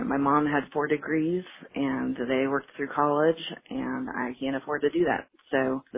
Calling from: Dallas, Texas, United States; I'm calling from the Dallas, Texas area.

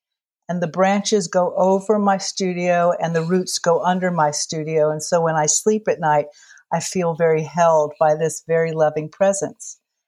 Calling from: Virginia, United States; I'm dialing in from Grayson County, Virginia, which is in the very southwestern corner of Virginia.

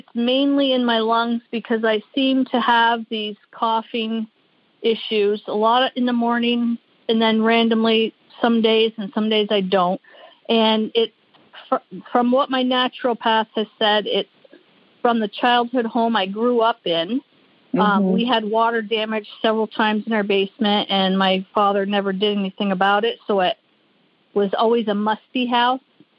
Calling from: South Burlington, Vermont, United States; I am calling from South Burlington, Vermont.

